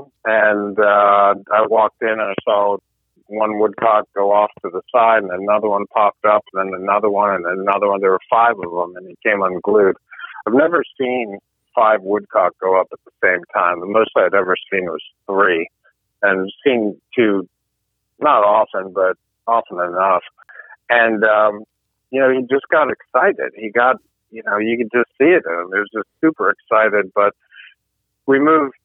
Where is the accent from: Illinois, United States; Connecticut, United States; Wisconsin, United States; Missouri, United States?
Connecticut, United States; Meriden; I grew up in the Connecticut River Valley, so we were surrounded by all the gun companies. I was born in Meriden, which is where Parker shotguns were made